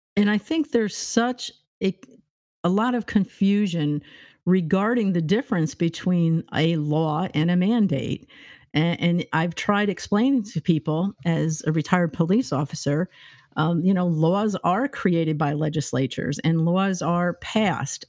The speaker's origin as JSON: {"language": "English", "region": "New York", "country": "United States", "moved": "yes", "said": "I'm from New York State"}